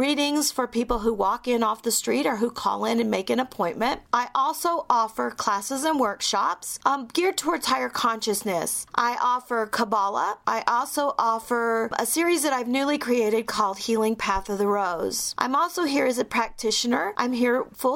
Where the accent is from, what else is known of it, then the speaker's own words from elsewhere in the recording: Texas, United States; now in Littleton, United States; I grew up in Texas